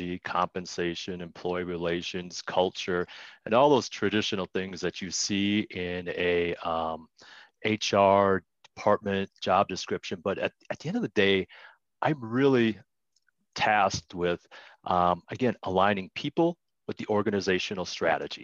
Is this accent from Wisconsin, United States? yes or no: yes; Wisconsin, United States; moved away as an adult; now in Colorado, United States; I was raised in Wisconsin